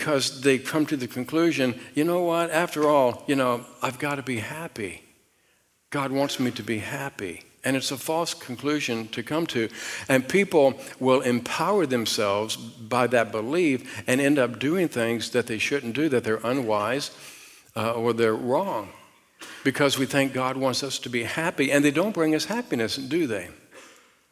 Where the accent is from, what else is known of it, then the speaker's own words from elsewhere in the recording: Richmond, Virginia, United States; I was raised outside of Richmond, Virginia, and I was raised out in the country